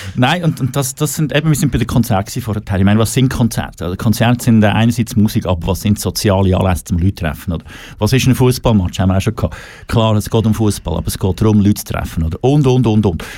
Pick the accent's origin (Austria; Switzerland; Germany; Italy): Switzerland; wir in der Schweiz